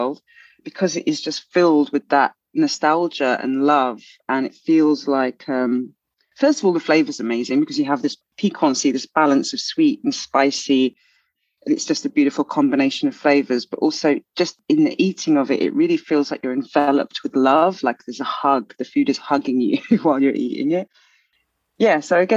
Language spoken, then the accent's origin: English; London, United Kingdom; I grew up in Southeast London